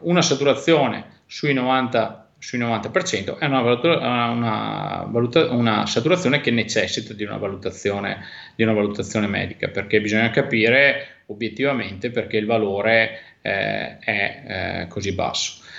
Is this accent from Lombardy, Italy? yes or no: no; Belluno, Veneto, Italy; per la mia terra, sai quanto sono legato a Belluno